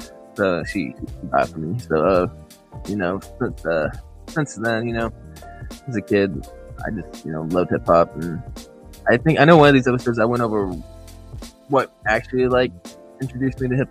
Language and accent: English; San Diego, California, United States; I'm from San Diego